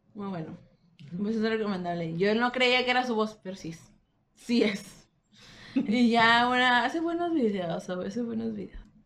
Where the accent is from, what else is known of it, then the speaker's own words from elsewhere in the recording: Monterrey, Nuevo León, Mexico; Somos de Monterrey.